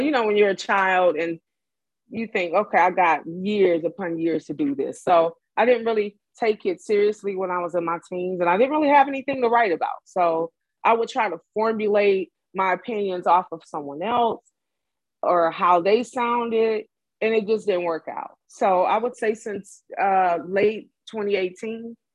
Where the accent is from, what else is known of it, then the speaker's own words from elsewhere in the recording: Detroit, Michigan, United States; I'm from Detroit.